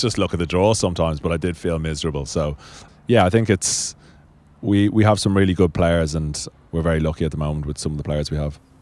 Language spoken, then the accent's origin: English; Dublin, Leinster, Ireland; also born or lived in Marlow, England; where I grew up in Sandymount in, in Dublin